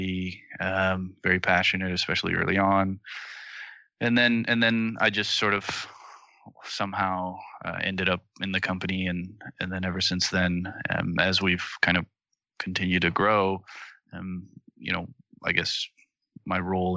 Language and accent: English; Toronto, Ontario, Canada; moved away; I'm also from Toronto originally.